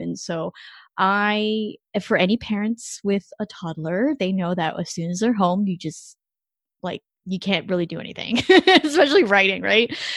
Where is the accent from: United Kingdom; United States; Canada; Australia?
Canada; moved away; I'm not an American citizen, so I'm actually Canadian